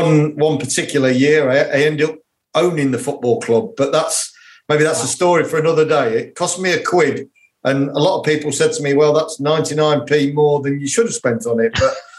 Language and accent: English; Leicester, East Midlands, United Kingdom; moved away as an adult; also born or lived in Yorkshire / Oldham; my background is I am a Leicester lad. I was born and bred in Leicester, but then I moved to Yorkshire when I was 18, studied in Yorkshire